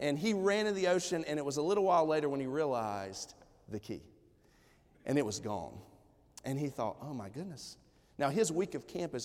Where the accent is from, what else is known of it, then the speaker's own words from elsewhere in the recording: Johnson City, Tennessee, United States; the good old East Tennessee country where I'm from, okay? And so we're from Johnson City, Tennessee